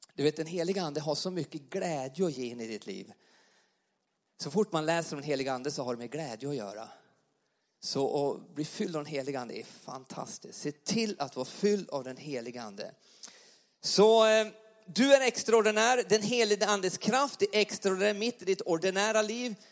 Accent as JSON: {"language": "Swedish", "town": "Alsen", "region": "Jämtland", "country": "Sweden", "tie": "born or raised there", "accent": "Jämtland dialect", "moved": "yes", "lives_now": "Karlstad, Sweden", "said": "jag är uppvuxen i uppe i Jämtland i en liten församling uppe i, i Alsen, Yttrån"}